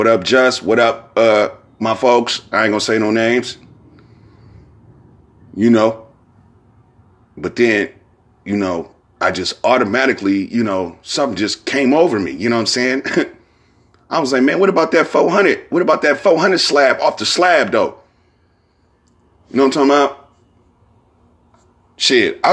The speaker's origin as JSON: {"language": "English", "town": "San Francisco", "region": "California", "country": "United States", "said": "I'm from San Francisco"}